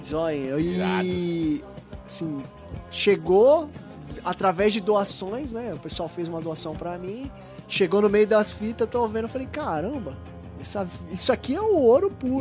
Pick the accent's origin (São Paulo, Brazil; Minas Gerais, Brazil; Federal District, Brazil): São Paulo, Brazil; eu sou de Itaquera, Arthur Alvinha, ali da região